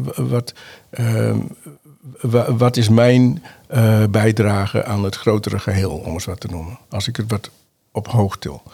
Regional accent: Uithuizen, Groningen, Netherlands; ik ben geboren in Noord-Groningen. Noord Groningen, In een plaatsje Uithuizen, en daar woon ik nog steeds. Ehm, heb ik mijn jeugd doorgebracht.

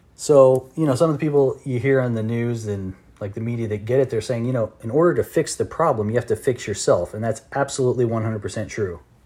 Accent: United States; I'm just an American.

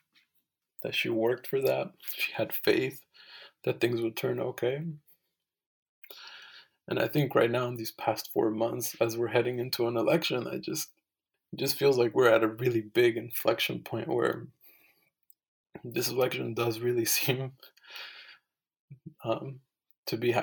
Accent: Nayarit, Mexico; also born or lived in Phoenix, Arizona; now in United States; I'm originally from Nayarit, Mexico. And so when I lived in Mexico, I was just Mexican.

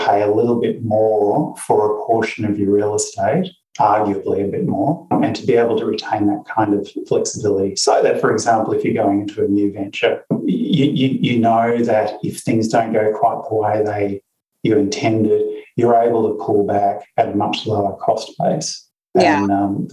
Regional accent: Perth, Western Australia, Australia; I was born in Perth in Western Australia, and there are black swans everywhere.

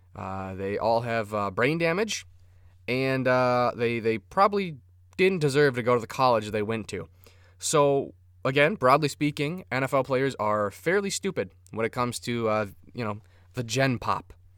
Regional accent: Minnesota, United States; I'm Minnesotan

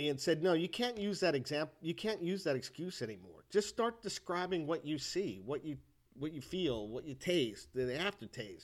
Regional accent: United States; I'm an American

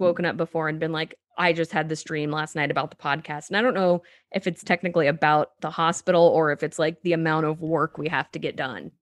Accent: Danville, Illinois, United States; I grew up in Danville, Illinois

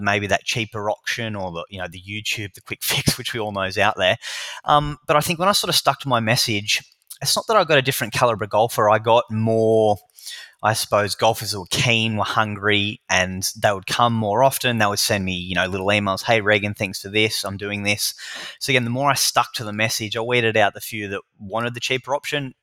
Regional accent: Newcastle, New South Wales, Australia; moved away as an adult; now in Melbourne, Australia

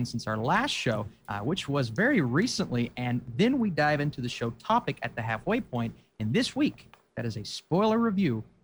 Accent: Appalachia, United States; I'm the Appalachian geek at heart

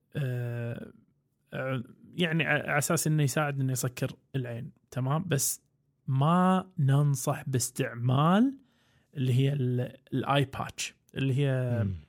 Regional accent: Kuwait; عندنا بالكويت

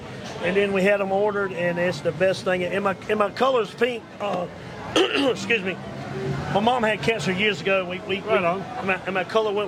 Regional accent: Apex, North Carolina, United States; from Apex, North Carolina.

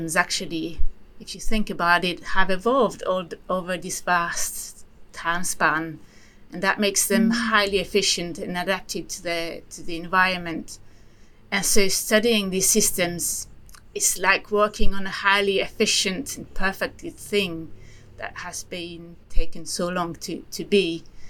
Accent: Switzerland; moved away; I come from Switzerland, you know, which is a landlocked country.

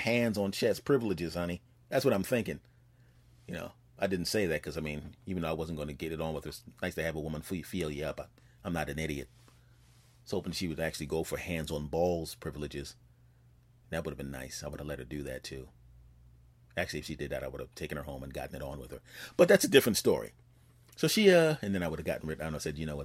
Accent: Philadelphia, Pennsylvania, United States; moved away; my hometown team back in Philadelphia

